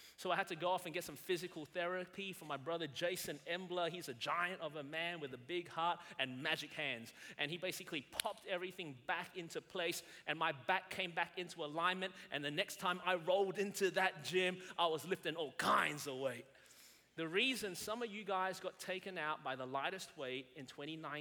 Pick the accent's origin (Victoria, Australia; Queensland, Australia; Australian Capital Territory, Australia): Victoria, Australia; Melbourne; moved away as an adult; now in South Carolina, United States; I was born and raised in Melbourne, Australia.